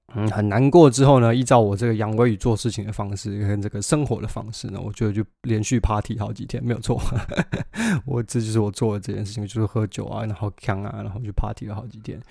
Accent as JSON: {"language": "Chinese", "country": "Taiwan", "tie": "born or raised there", "moved": "as an adult", "lives_now": "United Kingdom", "said": "我们在台湾长大的孩子"}